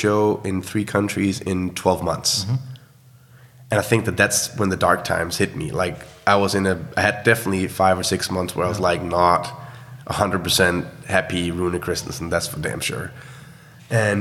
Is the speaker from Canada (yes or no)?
no; Horsens, Central Denmark Region, Denmark; my hometown called Horsens, which is essentially an old military town